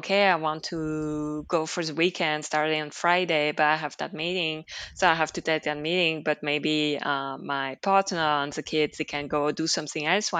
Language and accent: English; Liège, Wallonia, Belgium; also born or lived in Brussels; Liège, my hometown, which is a city smaller than Brussels, but still a city